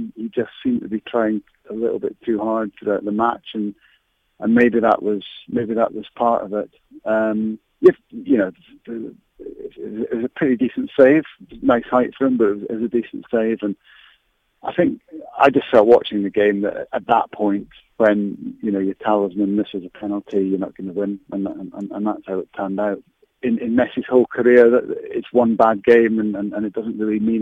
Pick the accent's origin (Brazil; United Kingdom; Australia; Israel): United Kingdom; Scotland; as a Scot